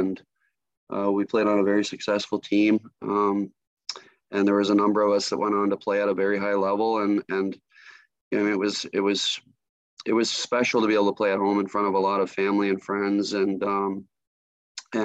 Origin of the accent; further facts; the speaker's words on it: Stratford, Ontario, Canada; moved away as an adult; also born or lived in Michigan; Growing up in Stratford